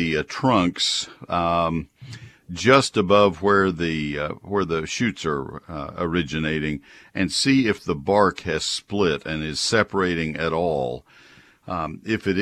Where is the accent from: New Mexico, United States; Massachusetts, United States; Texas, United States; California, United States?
Texas, United States; College Station; also born or lived in Ohio; I grew up in College Station